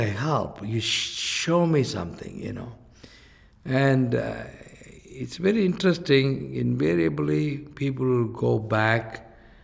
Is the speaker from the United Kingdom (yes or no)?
no; India; from India